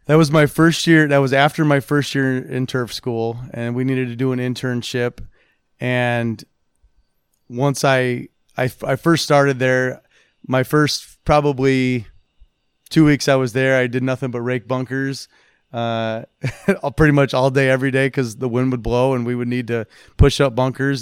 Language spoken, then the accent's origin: English; South Bend, Indiana, United States; born or raised there; moved away as an adult; also born or lived in New Jersey / Scotland